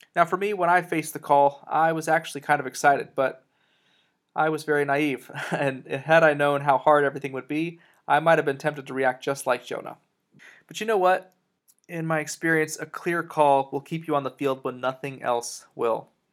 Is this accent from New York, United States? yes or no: no; Texas, United States; also born or lived in Colorado, United States / Dallas-Fort Worth, Texas; I was born in Colorado, but uh, moved to Texas when I was nearly 10 years old